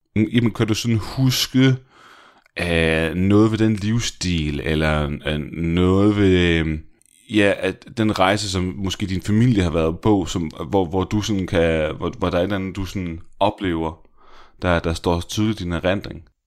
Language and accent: Danish; Denmark